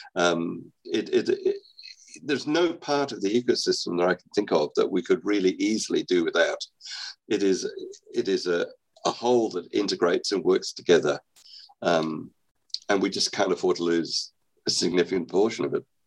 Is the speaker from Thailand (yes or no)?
no; Australia; moved away; I'm actually Australian. I was I was educated in Australia